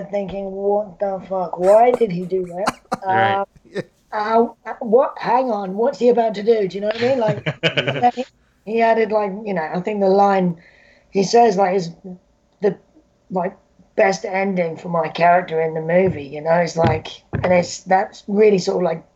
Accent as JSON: {"language": "English", "country": "United Kingdom", "accent": "British", "said": "my British accent"}